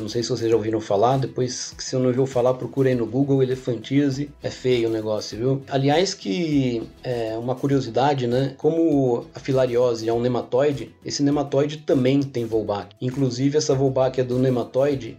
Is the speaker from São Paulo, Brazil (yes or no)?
yes; São Paulo, Brazil; eu sou paulista aqui da capital, né, paulista paulistano